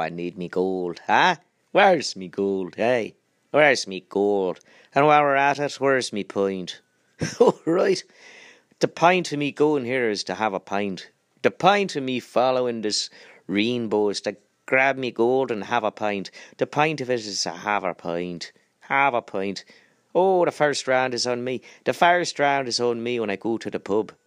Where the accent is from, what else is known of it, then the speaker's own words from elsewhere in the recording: Germany; I'm German.